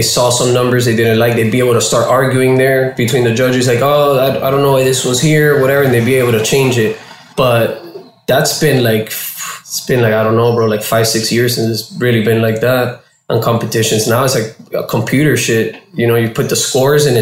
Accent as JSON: {"language": "English", "town": "Miami", "region": "Florida", "country": "United States", "also_born_or_lived": "Washington", "moved": "as an adult", "lives_now": "California, United States", "said": "I'm a dude from Miami, Florida. Cuban out there"}